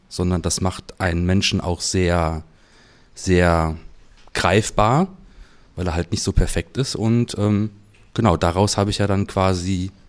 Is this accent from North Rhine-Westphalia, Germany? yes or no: yes; Cologne, North Rhine-Westphalia, Germany; Aus Köln.